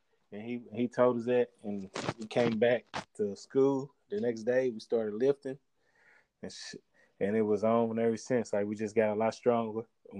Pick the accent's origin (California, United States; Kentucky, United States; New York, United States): Kentucky, United States; also born or lived in Pittsburgh; I went back to my home state, Kentucky